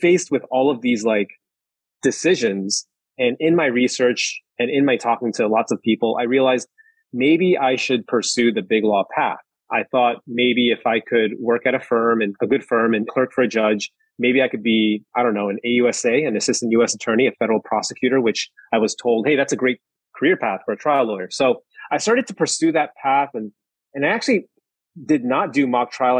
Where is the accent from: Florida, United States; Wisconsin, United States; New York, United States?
New York, United States; I'm from New York originally. My parents are from Taiwan.